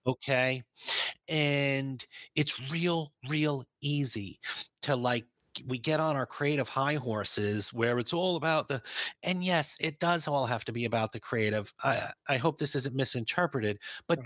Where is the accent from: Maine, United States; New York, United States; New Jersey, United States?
New York, United States; I'm from New York